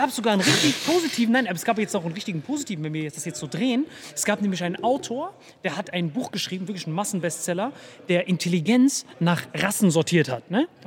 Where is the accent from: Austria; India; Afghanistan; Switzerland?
India; German is a second language; Ich dachte, ich als Inder habe schon einen Vorteil.